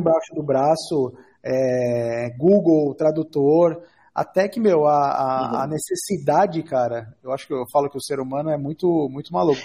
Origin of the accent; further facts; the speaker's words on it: São Paulo, Brazil; eu sou nascido e criado na Zona Leste de São Paulo